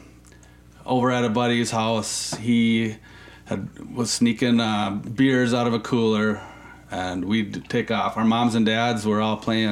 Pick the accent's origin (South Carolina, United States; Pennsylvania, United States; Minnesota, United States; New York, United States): Minnesota, United States; Anoka; also born or lived in California; I'm from Minnesota, and I've really never left